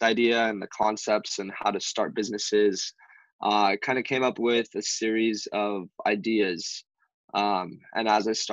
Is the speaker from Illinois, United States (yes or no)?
no; Hawaii, United States; moved away as an adult; now in San Diego, United States; Born and raised in Hawaii